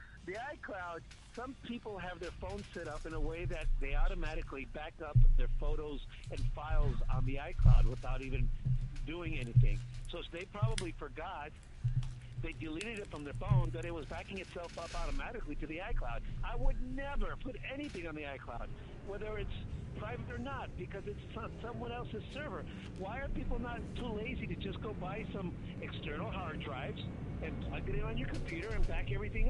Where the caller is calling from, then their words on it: Seattle, Washington, United States; I can hear you, and I'm calling you from Seattle, not Sacramento.